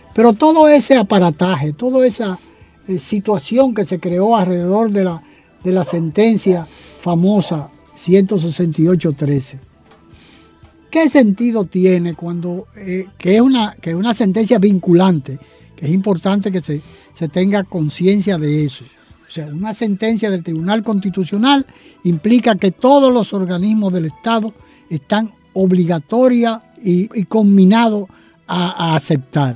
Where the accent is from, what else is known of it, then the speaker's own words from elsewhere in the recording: Dominican Republic; nuestro país